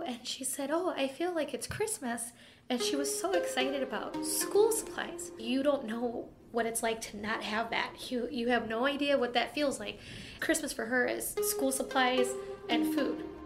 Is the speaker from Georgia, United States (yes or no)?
no; East Chicago, Indiana, United States; grew up in East Chicago in the harbor